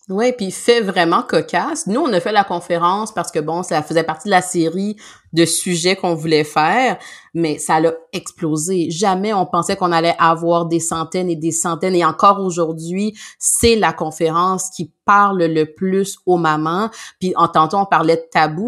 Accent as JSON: {"language": "French", "town": "Montreal", "region": "Quebec", "country": "Canada", "said": "nous on vient exemple de Montréal, la région de Montréal"}